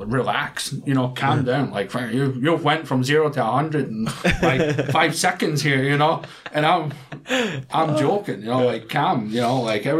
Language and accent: English; Scotland, United Kingdom; moved away as an adult; also born or lived in Canada; now in South Korea; we're going from Scotland.